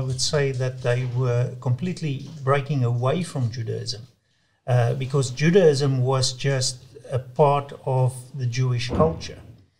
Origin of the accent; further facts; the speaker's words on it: South Africa; I was brought up in the Dutch Reformed Church. And in South Africa, it's very much part of the Afrikaans culture.